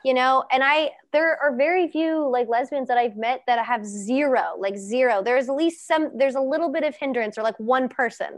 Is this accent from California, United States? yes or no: no; Cincinnati, Ohio, United States; I'm from Cincy